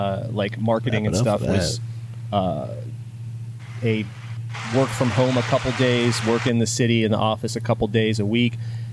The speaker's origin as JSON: {"language": "English", "town": "Wheeling", "region": "West Virginia", "country": "United States", "tie": "born or raised there", "said": "I grew up in northern West Virginia. I was born in Wheeling, West Virginia, which is in West Virginia. People think that I'm from the South, but there's this little skinny panhandle at the top of West Virginia, and also not Western Virginia."}